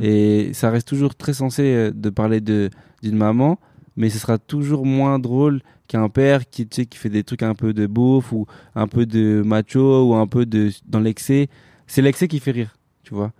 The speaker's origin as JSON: {"language": "French", "country": "France", "tie": "born or raised there", "said": "je suis né en France, je suis français avant tout"}